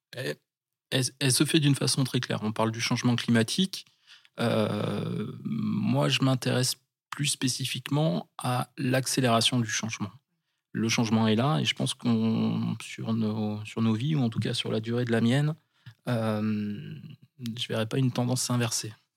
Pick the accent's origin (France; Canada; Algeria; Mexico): France; Charente-Maritime, Nouvelle-Aquitaine; moved away as an adult; now in Bayonne, France; j'étais jeune, quand j'avais euh, une quinzaine d'années. Je venais de Charente-Maritime